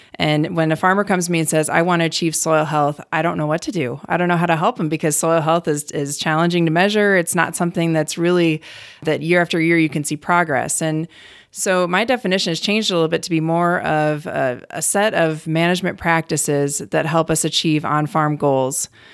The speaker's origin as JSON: {"language": "English", "town": "Cleveland", "region": "Ohio", "country": "United States", "tie": "born or raised there", "also_born_or_lived": "Colorado / Wyoming / Virginia", "moved": "as an adult", "lives_now": "North Dakota, United States"}